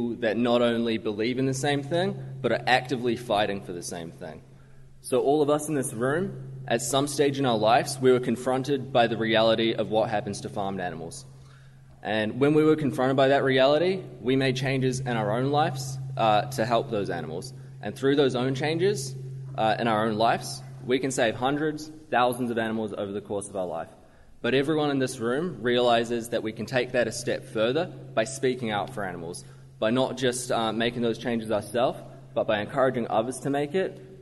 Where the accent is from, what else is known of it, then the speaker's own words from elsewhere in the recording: Waikato, New Zealand; moved away; I grew up in the rural Waikato